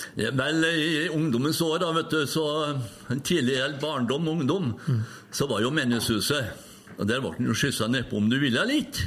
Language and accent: Norwegian; Røros, Trøndelag, Norway; Jo, det er byen min her. Jeg er født oppveksten på Røros